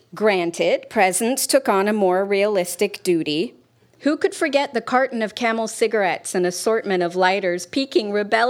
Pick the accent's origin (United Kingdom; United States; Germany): United Kingdom; I did ask about it once, which was a mistake because we're British.